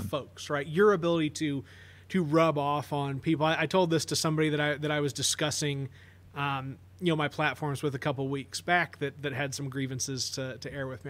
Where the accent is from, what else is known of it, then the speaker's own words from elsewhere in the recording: Carbondale, Illinois, United States; growing up in Carbondale